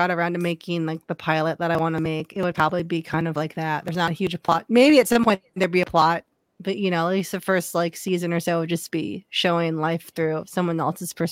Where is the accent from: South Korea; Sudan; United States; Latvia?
South Korea; born there; Like, and I'm also I'm South. I was born in South Korea.